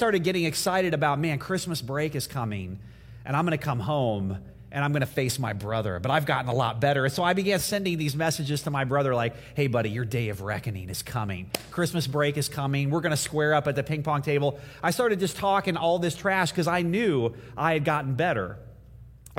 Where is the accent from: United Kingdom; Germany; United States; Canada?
United States; Indiana; moved away; in my house growing up in Indiana